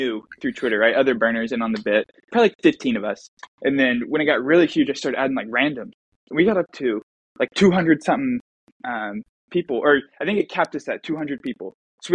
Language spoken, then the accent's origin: English; Indianapolis, Indiana, United States; I'm from Indianapolis.